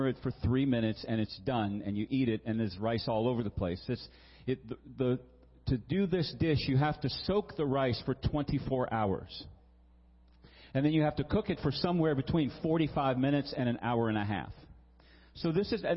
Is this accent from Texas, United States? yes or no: no; Virginia, United States; I grew up in Virginia